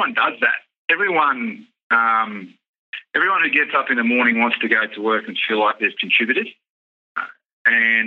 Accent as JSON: {"language": "English", "town": "Sydney", "region": "New South Wales", "country": "Australia", "tie": "born or raised there", "said": "I grew up in Western Suburbs of Sydney"}